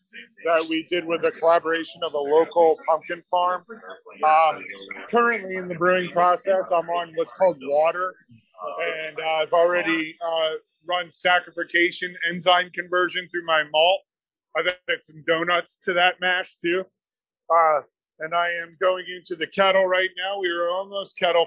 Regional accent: Long Beach Island, New Jersey, United States; moved away; also born or lived in Philadelphia; I'm from Long Beach Island

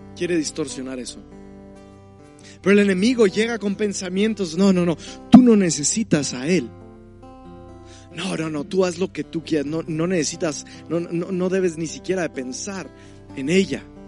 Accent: Mexico; nuestro mismo lenguaje como mexicano, nuestra cultura

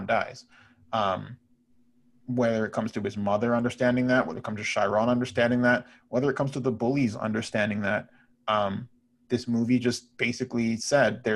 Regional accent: Brampton, Ontario, Canada; I grew up in Brampton

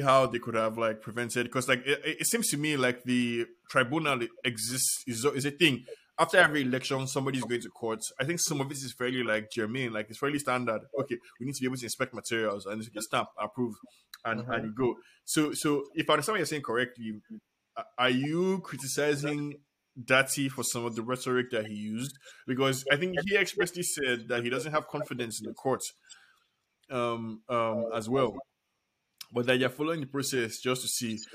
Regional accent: Nigeria

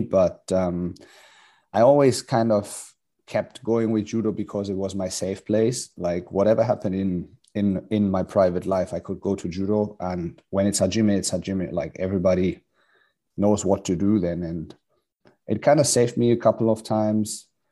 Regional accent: Hamburg, Germany; moved away as an adult; also born or lived in Luxembourg; now in Australia; we've been both burn, born and raised in Hamburg, Germany

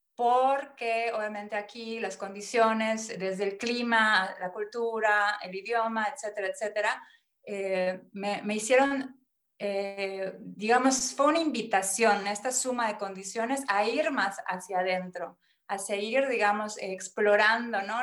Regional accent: Mérida, Yucatán, Mexico; moved away as an adult; now in Konstanz, Germany; nací en Mérida, Yucatán, México y bueno, ahí están mis raíces

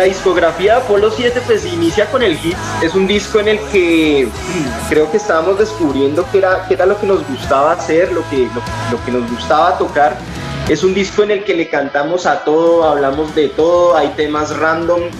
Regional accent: Colombia; somos de Colombia

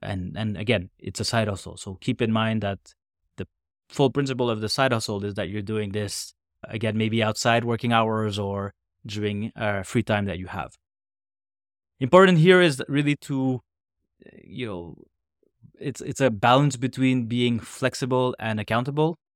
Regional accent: Canada; a Canadian, North American, man

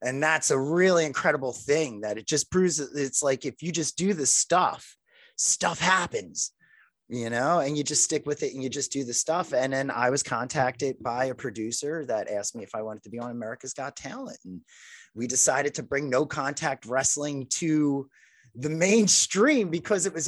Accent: Philadelphia, Pennsylvania, United States; I'm from South Philadelphia. So I lived a couple blocks from the ECW during the 90s. And I was in my teenage years during that time period

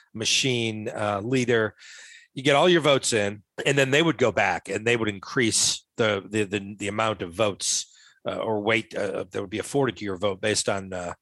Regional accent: Rhode Island, United States; So I'm from Rhode Island, obviously.

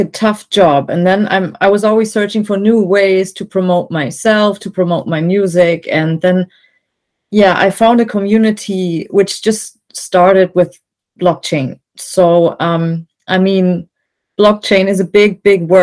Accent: Germany; I'm from Germany, and I make electronic music mostly

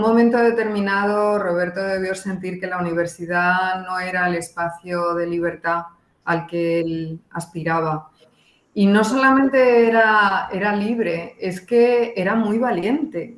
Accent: Spain; moved away; yo vengo de un país autoritario, yo me crié en, una dictadura

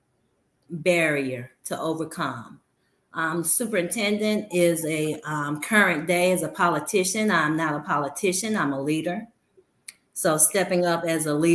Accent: Birmingham, Alabama, United States; I teach and work exactly where I grew up And I've always told people I'm from Ensley, Alabama

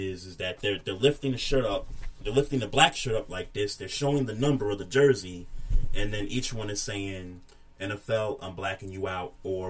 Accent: New York City, New York, United States; moved away; Shouts out to my hometown for doing that.

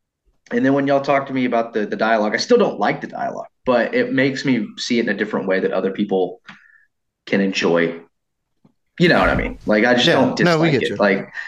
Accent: Texas, United States; I am from Texas.

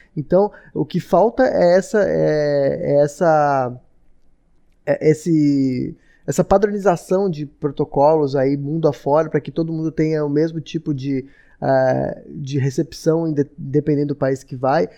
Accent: Brazil; moved away; eu, como brasileiro

